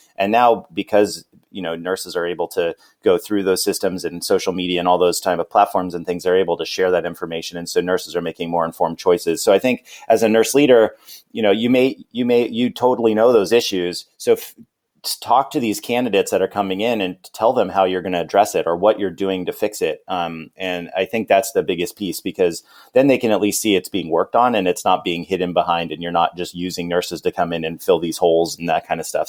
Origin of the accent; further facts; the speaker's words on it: California, United States; moved away as an adult; also born or lived in Arizona; I'm from California.